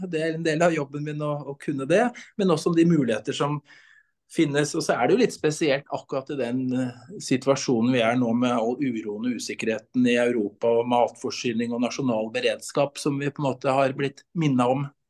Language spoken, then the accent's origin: Norwegian; Brumunddal, Innlandet, Norway; also born or lived in Vestfold; Jeg vokste opp i Brumunddal